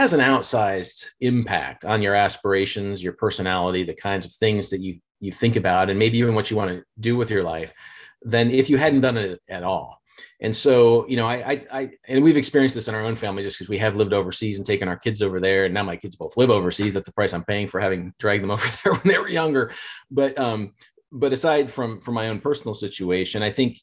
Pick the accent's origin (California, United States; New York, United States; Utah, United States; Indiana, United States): Indiana, United States; moved away; where I grew up in Indiana